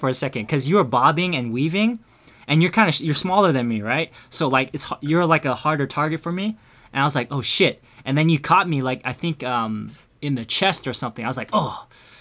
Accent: Milpitas, California, United States; Milpitas, my hometown

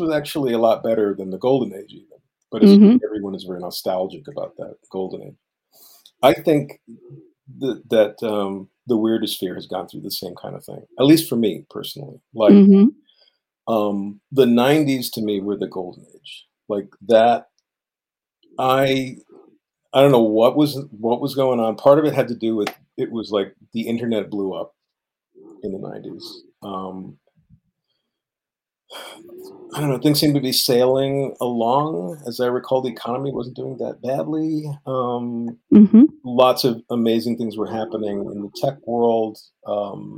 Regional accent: New York City, New York, United States; moved away as an adult; now in Evanston, United States; I lived born and raised in New York City

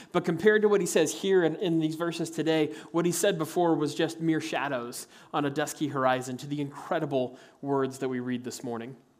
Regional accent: Kansas, United States; As a kid growing up in Kansas

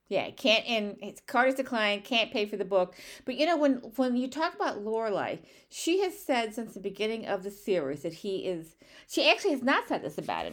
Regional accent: St. Louis, Missouri, United States; where I'm from Saint Louis

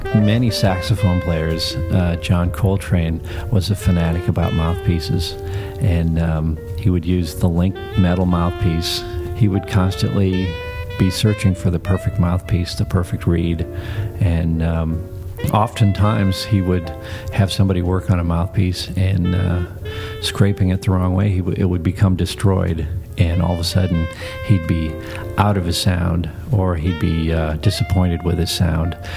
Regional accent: Midwest, United States; I grew up in the Midwest in the middle of nowhere in the cornfields.

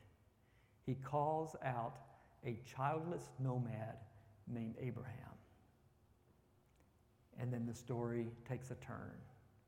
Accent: Texas, United States; My wife is from Iowa and I'm from Texas

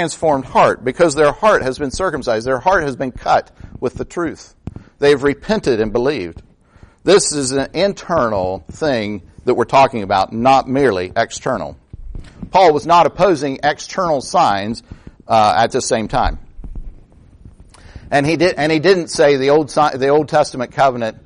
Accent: United States; as Americans

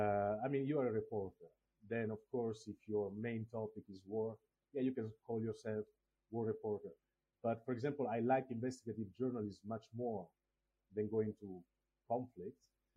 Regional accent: Togo; born there; I was born in Africa, I was born in Togo, but I don't know where my roots are, because my biological parents didn't leave any traces.

